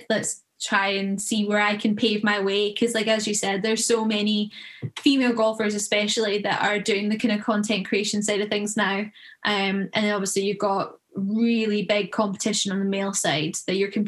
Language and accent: English; Troon, Scotland, United Kingdom; also born or lived in United States; I'm from Scotland, as you can probably tell, and grew up playing golf in Troon.